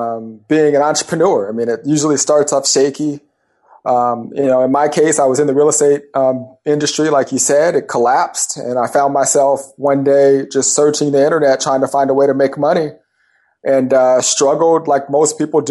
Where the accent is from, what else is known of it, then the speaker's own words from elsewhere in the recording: California, United States; Yeah, I'm from Southern California. I grew up in Southern California, the Orange County area.